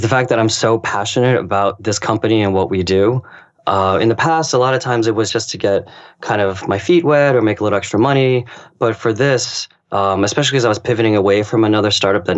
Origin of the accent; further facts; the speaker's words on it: United States; also born or lived in Japan; my ethnic background is Chinese. I was born in America